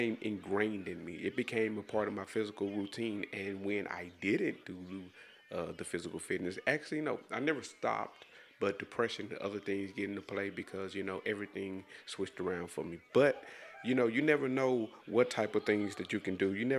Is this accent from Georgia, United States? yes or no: no; DeSoto, Texas, United States; I'm from DeSoto, Texas. It's a suburb of Dallas, Texas.